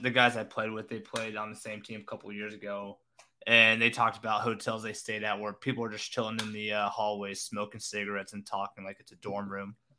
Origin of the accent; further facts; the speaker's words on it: the South, United States; born and raised in the South, you learn to breathe humid air